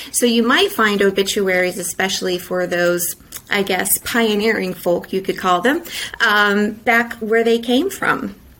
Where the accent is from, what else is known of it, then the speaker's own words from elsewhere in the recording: Indiana, United States; moved away; I'm originally from Indiana